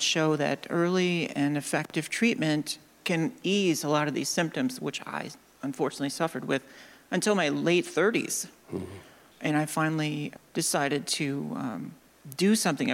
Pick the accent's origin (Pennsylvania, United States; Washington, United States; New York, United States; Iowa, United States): Iowa, United States; suburb of Des Moines; I'm from Iowa. And I grew up in a small town of like 12,000 people. A suburb of Des Moines